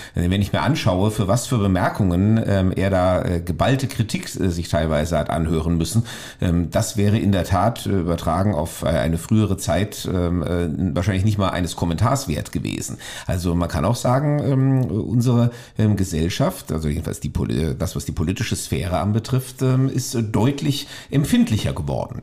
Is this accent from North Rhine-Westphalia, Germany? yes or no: no; Wiesbaden, Hesse, Germany; ich stamme tatsächlich hier aus der Landeshauptstadt. Ich bin jetzt zwar nicht geboren, aber seit meinem neunten Lebensjahr ähm, hier aufgewachsen